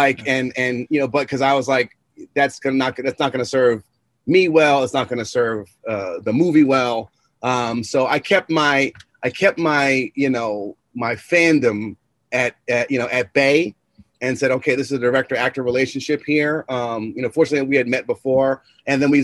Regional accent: New York, United States; I am a New Yorker. One of my childhood buddies happens to be the president of the Bucks.

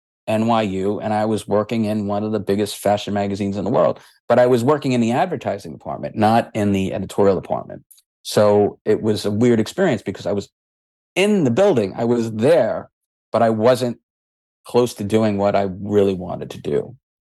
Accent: New York, United States; being the New Yorker I was

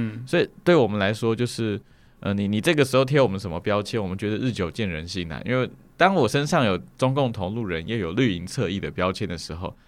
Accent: Hualien, Hualien County, Taiwan; moved away as an adult; also born or lived in Taipei; 就在花莲念书这样子，然后念到了高中毕业

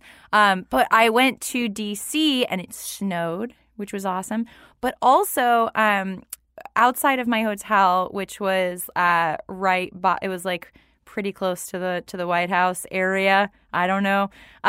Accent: New York, United States; growing up in New York

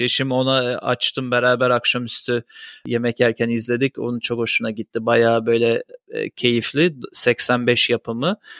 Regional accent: Turkey; moved away

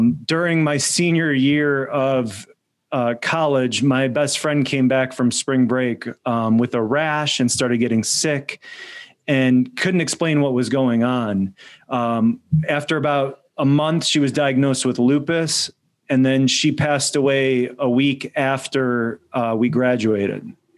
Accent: United States; my parents are immigrants from Poland. So I was born in the United States.

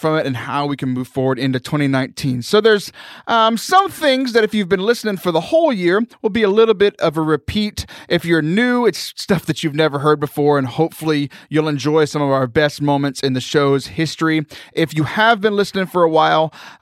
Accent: United States; I'm an American.

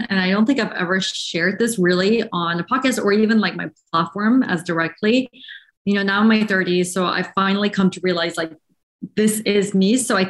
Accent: Shanghai, China; English is a second language; moved away as an adult; now in United States; after growing up in Shanghai, my whole life, then came here for college in the US. And that was my first time ever in the United States.

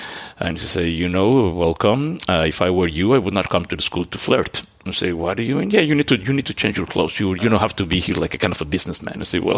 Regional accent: Antwerp, Flanders, Belgium; born there; But so I was born in Antwerp.

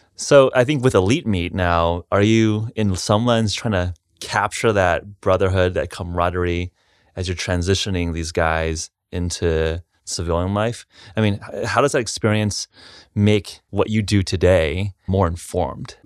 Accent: Los Angeles, California, United States; I grew up in a suburb in Los Angeles

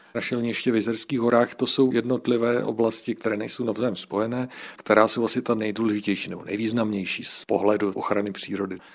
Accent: Czechia; I u nás v Čechách

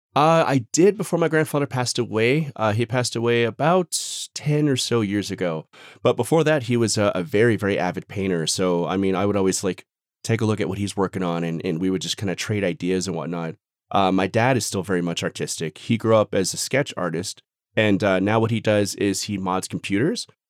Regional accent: Phoenix, Arizona, United States; moved away as an adult; now in Denver, United States; Born and raised in Phoenix, Phoenix, Arizona, I moved to Colorado, like, Denver area about a year and a half ago

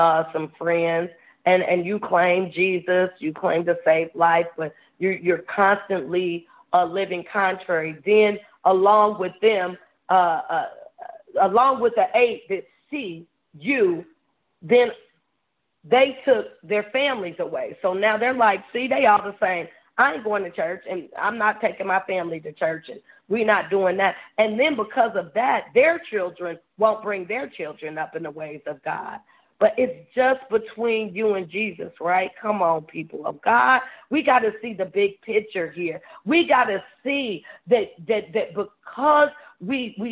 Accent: Ohio, United States; moved away; I'm from Ohio

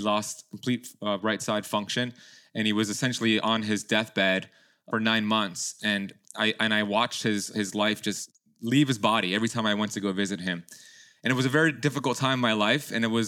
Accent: Miami, Florida, United States; born there; my parents immigrated from Iran back in the 70s, and they had my sister and then me, and I was born here in Miami.

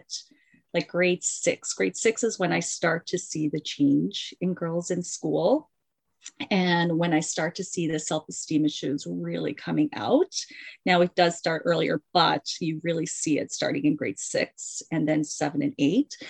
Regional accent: Mississauga, Ontario, Canada; I am from Mississauga, Ontario, which is just outside of Toronto

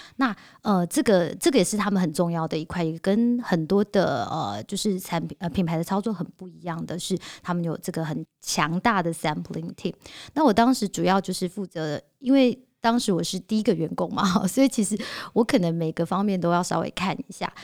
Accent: Taiwan; 我们台湾人

